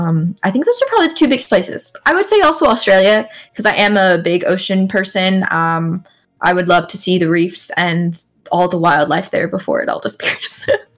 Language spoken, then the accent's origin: English; Okinawa, Japan; I would honestly go back to Japan. I grew up in Okinawa, and it was the most wonderful childhood.